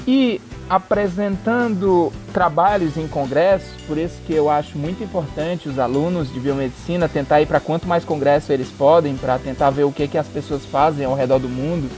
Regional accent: Fortaleza, Ceará, Brazil; moved away as an adult; also born or lived in Ilhéus, Bahia / São Paulo; now in United States; eu sou de Fortaleza, do Ceará

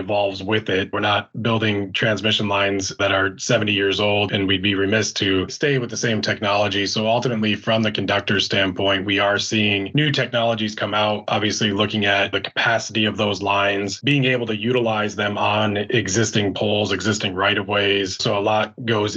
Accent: upstate New York, United States; moved away; my hometown

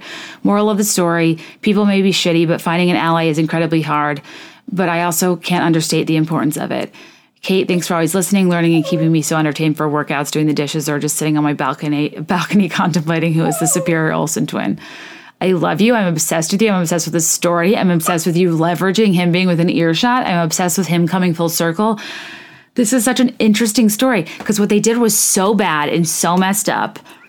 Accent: Annapolis, Maryland, United States; Another note, I grew up in Annapolis, Maryland, acutely acquainted with boats, yachts, and their value, generally treating sailing with reverence because it was all over my city.

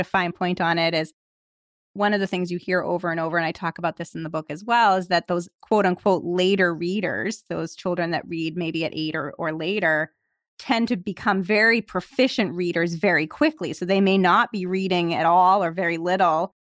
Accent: Massachusetts, United States; Massachusetts, my home state

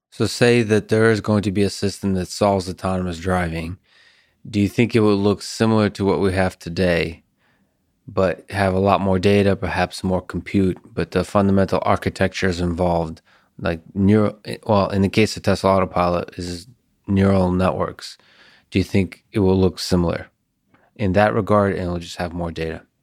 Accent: Russia; I'm Russian

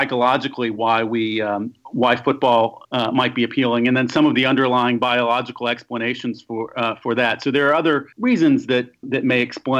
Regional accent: Birmingham, Alabama, United States; I grew up in Birmingham

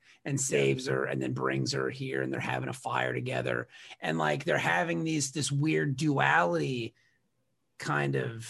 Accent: Ireland; It had nothing to do with me being Irish, you know

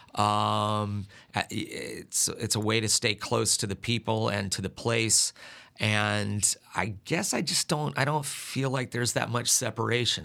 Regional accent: Sandpoint, Idaho, United States; moved away as an adult; now in South Carolina, United States; my hometown is Sand Point

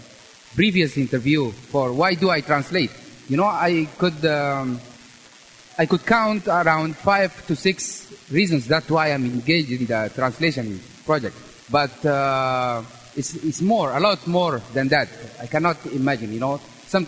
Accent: Sudan; now in South Korea; I'm from Sudan. And I live in South Korea.

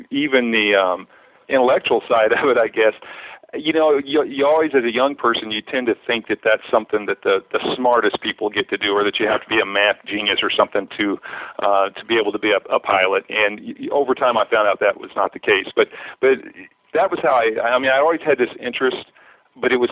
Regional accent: Oktaha, Oklahoma, United States; also born or lived in San Diego County, California; now in San Diego, United States; I grew up in Oaktaha, a really small town in Muskogee County

